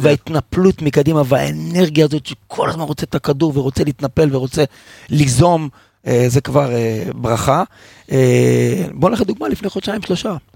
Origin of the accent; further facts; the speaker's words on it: Haifa, Haifa District, Israel; שגדלתי בתור ילד חיפאי אוהד מכבי חיפה